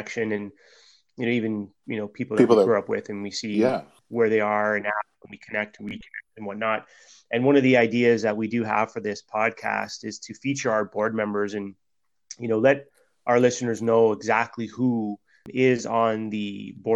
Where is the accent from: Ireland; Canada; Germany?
Canada; Toronto, Ontario; I grew up in Flemo